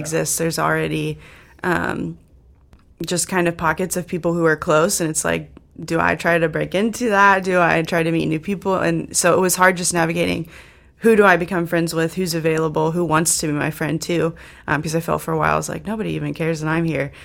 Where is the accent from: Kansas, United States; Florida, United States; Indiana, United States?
Indiana, United States; moved away as an adult; now in South Dakota, United States; I'm from Indiana and I went to school there